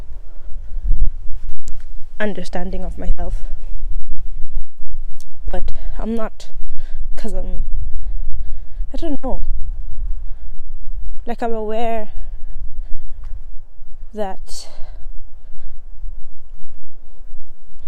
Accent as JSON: {"language": "English", "country": "Eswatini", "tie": "born or raised there", "also_born_or_lived": "South Africa", "moved": "yes", "lives_now": "Ireland", "said": "I grew up in Swaziland"}